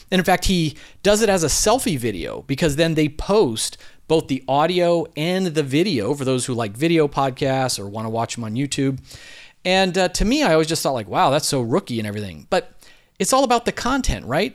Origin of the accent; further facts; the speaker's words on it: Philadelphia, Pennsylvania, United States; I'm from Philadelphia